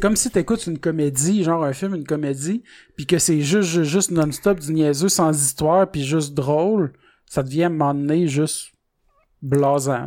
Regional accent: Salaberry-de-Valleyfield, Quebec, Canada; je viens de Valleyfield

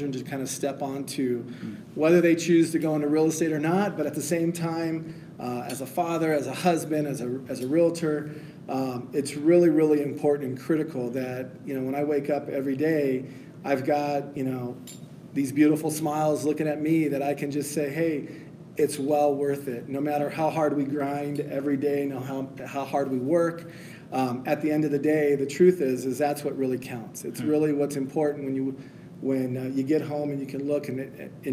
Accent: Phoenix, Arizona, United States; moved away as an adult; now in Colorado Springs, United States; born and raised in Phoenix, Arizona

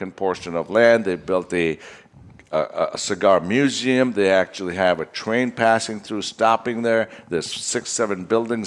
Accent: Vadodara, Gujarat, India; moved away; Baroda, India, which is my hometown

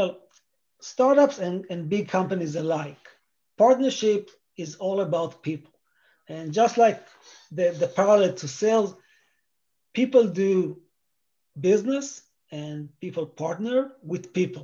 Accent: Israel; moved away as an adult; now in United States; I grew up in Israel

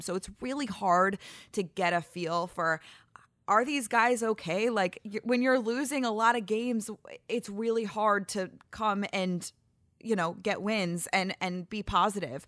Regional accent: St. Louis, Missouri, United States; also born or lived in Ann Arbor, Michigan; Then we moved back to Saint Louis

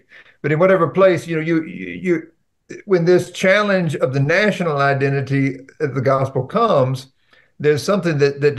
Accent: United States; me as an American

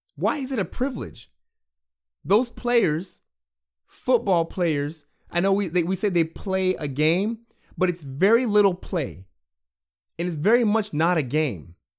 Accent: Washington, United States; I'm from Washington State

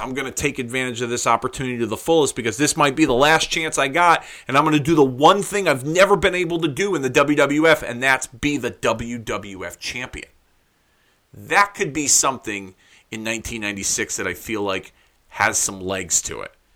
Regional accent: Hartford, Connecticut, United States; my hometown of Hartford, fucking Connecticut

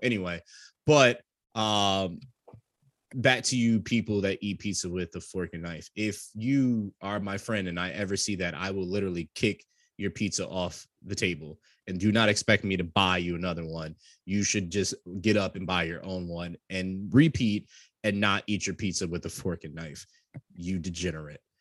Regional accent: New York, United States; I come from New York, just like Sam

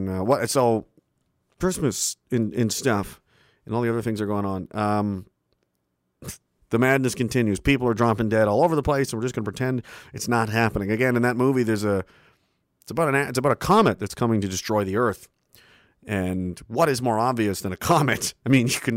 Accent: Canada; I'm from the East Coast

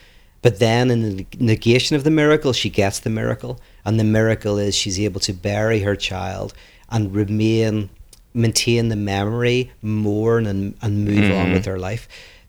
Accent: Ireland; now in Los Angeles, United States; one is when I moved from Ireland to LA, in Ireland, we don't really notice ourselves. Like, you don't know how crazy you look.

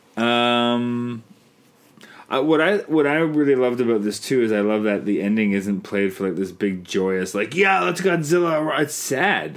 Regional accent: Canada; I'm Canadian filmmaker

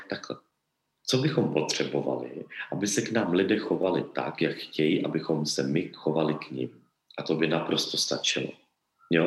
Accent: Czechia; my v Čechách

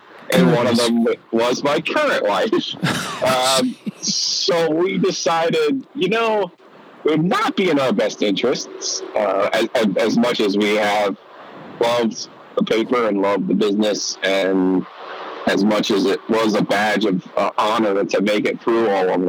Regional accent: outside of New York City, New Jersey, United States; as someone who grew up in New Jersey, but I grew up outside of New York City

